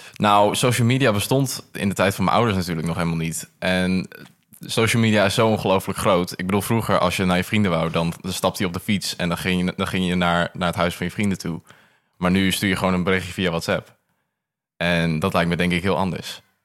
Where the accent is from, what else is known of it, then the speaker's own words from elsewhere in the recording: Groningen, Netherlands; ik kom uit Groningen